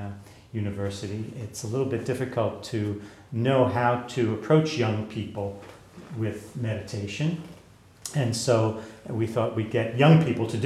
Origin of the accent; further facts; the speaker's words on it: New York, United States; I'm a New Yorker